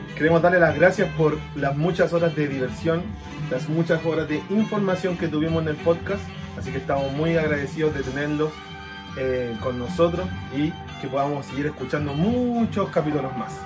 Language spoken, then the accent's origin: Spanish; Viña del Mar, Valparaíso, Chile; soy de Viña